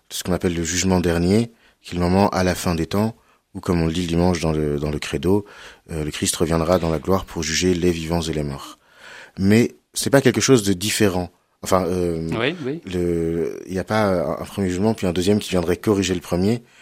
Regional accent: Cholet, Pays de la Loire, France; Euh, voilà, exactement. J'ai grandi à Cholet.

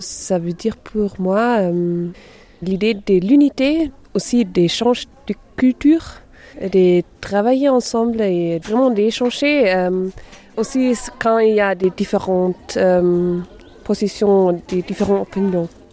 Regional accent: Germany; French is a second language; j'ai 23 ans et je viens d'Allemagne.

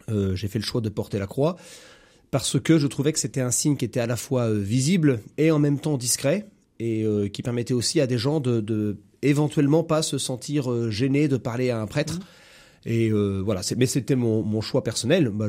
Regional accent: Saumur, Pays de la Loire, France; moi je suis né à Saumur, j'ai grandi à Saumur

